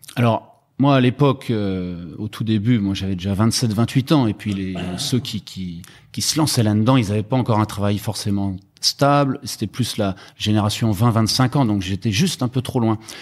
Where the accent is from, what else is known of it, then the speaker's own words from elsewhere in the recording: Rennes, Brittany, France; moved away as an adult; also born or lived in Germany; now in Hong Kong; je viens de Rennes en Bretagne, mais j'habite euh, à Hong Kong depuis 12 ans avec ma femme et mes enfants